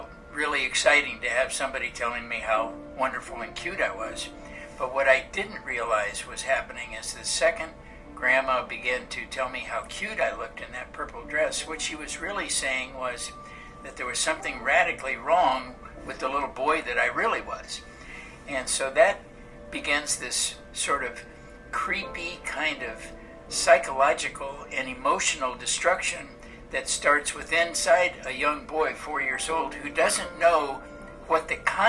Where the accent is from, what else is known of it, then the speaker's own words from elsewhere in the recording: Los Angeles, California, United States; I was born and raised in Los Angeles, California.